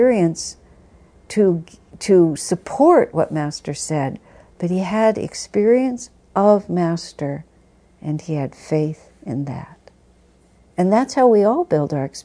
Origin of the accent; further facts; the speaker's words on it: United States; I think of myself as an American